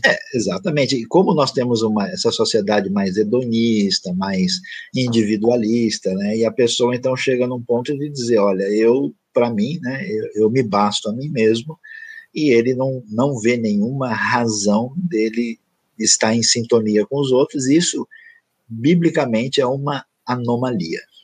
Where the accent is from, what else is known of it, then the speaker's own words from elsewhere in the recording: São Paulo, Brazil; moved away; also born or lived in Tocantins; Eu nasci e vivi inicialmente em São Paulo, eu morei um tempo no Tocantins